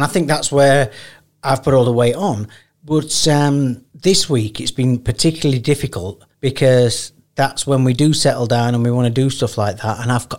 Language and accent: English; the north of England, United Kingdom; accent: Northern; moved away; So I've got a Northern accent.